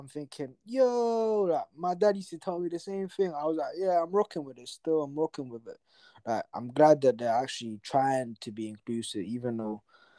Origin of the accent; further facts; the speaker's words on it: Atlanta, Georgia, United States; I'm like, nah, bro, I'm from Atlanta, bro. I'm African American, bro.